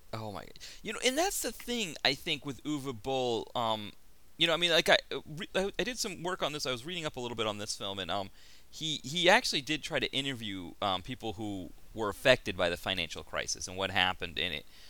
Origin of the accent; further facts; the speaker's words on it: United States; I'm from America.